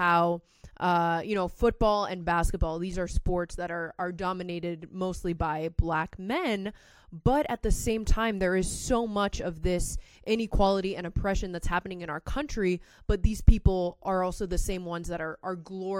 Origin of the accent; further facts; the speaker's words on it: South Florida, United States; moved away; I grew up in South Florida